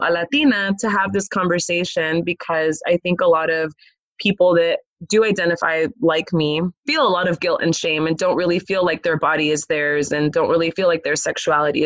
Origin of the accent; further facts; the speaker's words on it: Los Angeles, California, United States; I grew up in Los Angeles, California